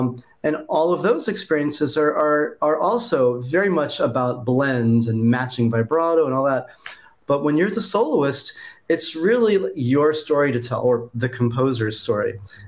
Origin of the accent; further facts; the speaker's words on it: California, United States; moved away as an adult; Well, I'm originally from California, but I've kind of lived all over the country.